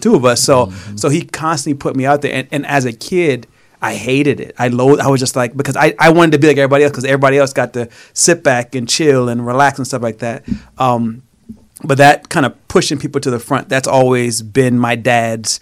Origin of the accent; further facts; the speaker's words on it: South Carolina, United States; I grew up in South Carolina, so not rich, I'm going to say poor, but just in the hood